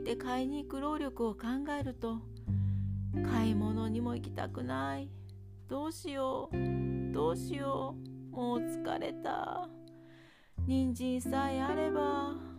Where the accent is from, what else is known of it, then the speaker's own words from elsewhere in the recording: Kansai, Japan; moved away as an adult; now in Hokkaido, Japan; 私が関西出身なので